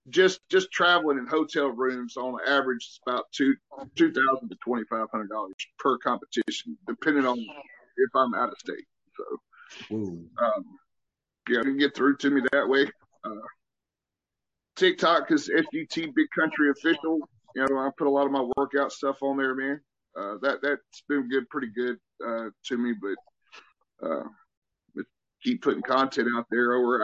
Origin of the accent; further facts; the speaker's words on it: the South, United States; accent: Southern; Whenever I got to Germany, apparently, you know, people never heard a true Southern accent. Now, my accent is nothing like it used to be.